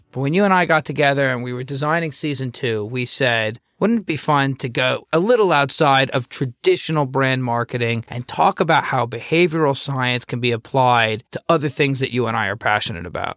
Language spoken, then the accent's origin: English; United States; I'm from the United States